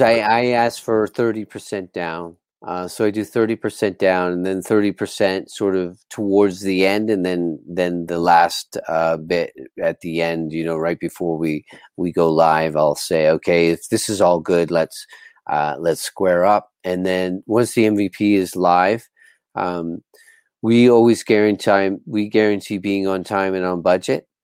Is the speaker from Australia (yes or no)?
no; Bermuda; moved away as an adult; also born or lived in Sayulita, Nayarit, Mexico; I'm from Bermuda in the Caribbean, and I moved to Sayulita from Bermuda